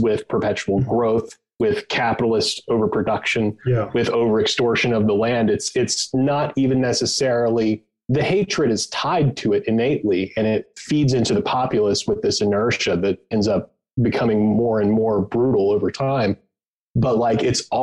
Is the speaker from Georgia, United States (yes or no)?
no; Western North Carolina, United States; I grew up in Western North Carolina, not far from Cherokee